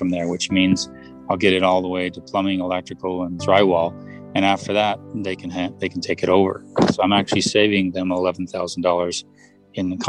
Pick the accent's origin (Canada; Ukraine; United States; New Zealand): United States; Westlake Village, California; now in Utah, United States; I grew up in the Westlake Village, California